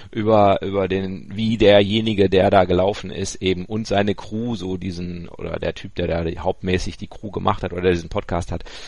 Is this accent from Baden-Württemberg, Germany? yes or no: no; Ruhr area, North Rhine-Westphalia, Germany; ich bin ja ein Kind des Ruhrgebiets, also äh, ich ko mhm. komme ja da aus Wittenherdecke, die Ecke.